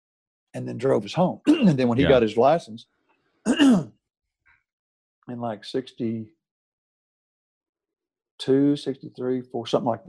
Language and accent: English; Texas, United States; moved away; I'm from Texas.